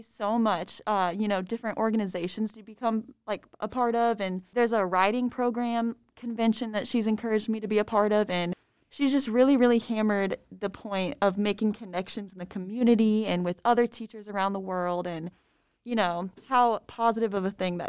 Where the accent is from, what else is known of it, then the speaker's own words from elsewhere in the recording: Fort Wayne, Indiana, United States; My graduating class was like 600. I'm from Fort Wayne, Indiana.